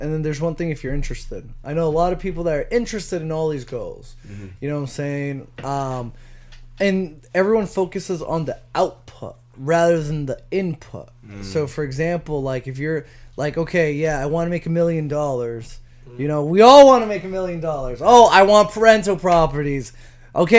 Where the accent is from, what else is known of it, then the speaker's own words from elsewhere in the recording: Chelsea, Massachusetts, United States; growing up in Chelsea